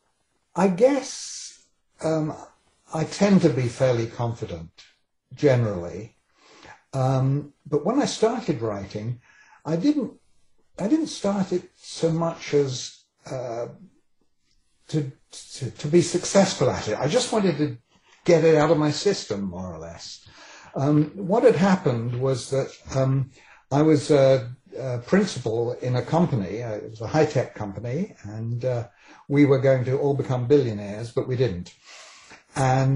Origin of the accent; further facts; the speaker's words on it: England, United Kingdom; accent: British; moved away as an adult; now in Vancouver, Canada; born in England and came here quite young. I was 27 when I came here